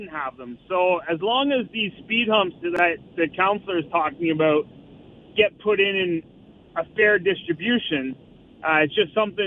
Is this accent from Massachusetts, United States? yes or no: yes; Cambridge, Massachusetts, United States; I grew up in Cambridge